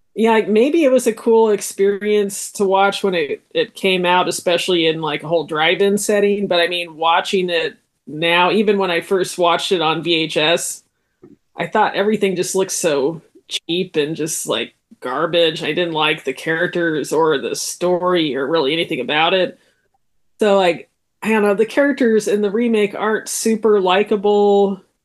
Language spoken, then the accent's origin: English; United States; as an American